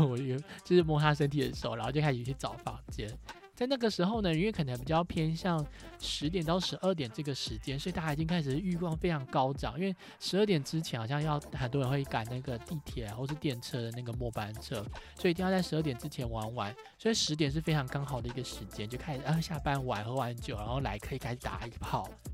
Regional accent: Taiwan; 我是从台湾来的

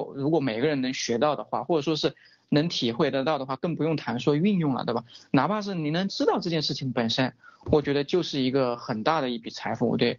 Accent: China; 我们中国人

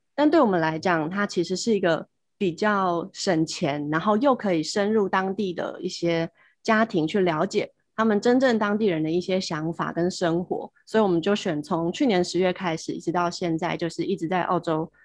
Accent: Taipei, Taiwan; moved away as an adult; now in Australia; 我是台北人，我是辅仁大学意大利文系毕业的

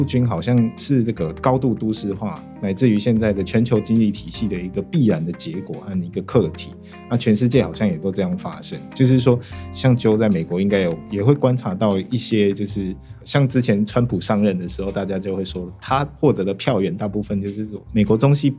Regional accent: Tainan, Taiwan; moved away as an adult; now in Taipei, Taiwan; 在我的家乡台南，

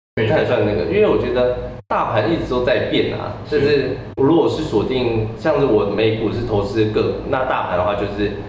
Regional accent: Taiwan; moved away; also born or lived in Australia; 我们台湾人

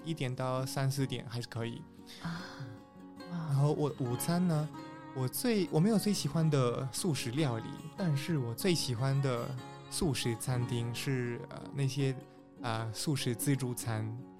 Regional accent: Peru; Chinese is a second language; now in Taiwan; 来自秘鲁

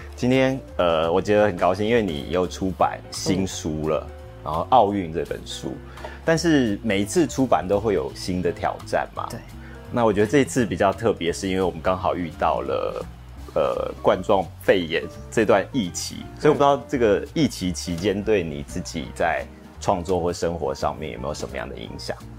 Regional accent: Taiwan; 我们台湾人

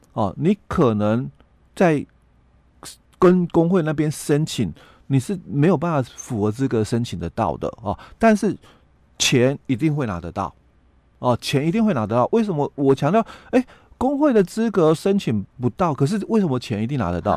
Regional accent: Yilan County, Taiwan; 在我们宜兰这边

